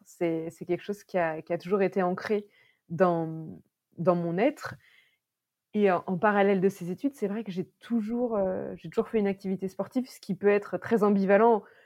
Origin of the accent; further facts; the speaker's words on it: Berry, Centre-Val de Loire, France; moved away as an adult; also born or lived in Paris; on a décidé de revenir dans ma région natale, le Berry